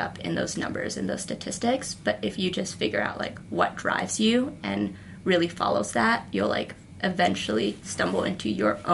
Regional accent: United States; I'm an American.

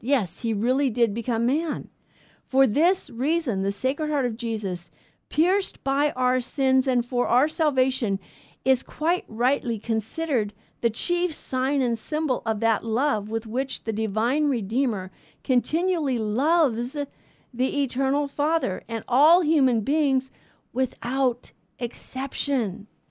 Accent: United States; we're American citizens

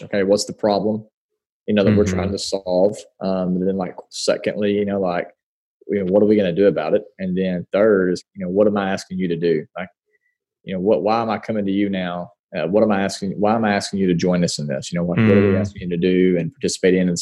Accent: Paragould, Arkansas, United States; born and raised in Paragould, Arkansas

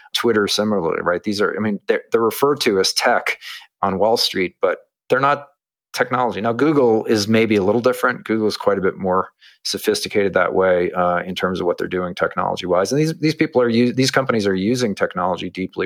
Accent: United States; I grew up in America

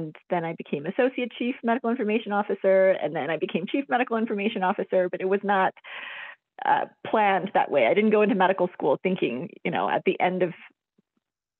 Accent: Albuquerque, New Mexico, United States; I'm basically from New Mexico. I grew up here and went to school here

